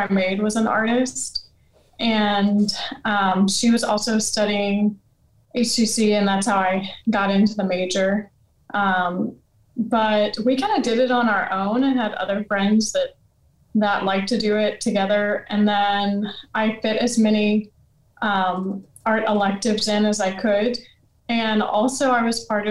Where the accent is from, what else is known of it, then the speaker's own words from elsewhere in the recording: Louisiana, United States; moved away; I'm from Louisiana